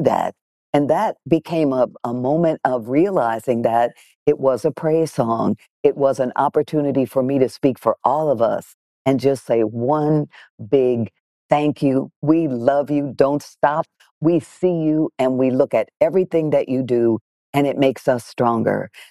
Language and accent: English; Detroit, Michigan, United States; I grew up in Detroit, Michigan, in a black nationalist, separatist, very political household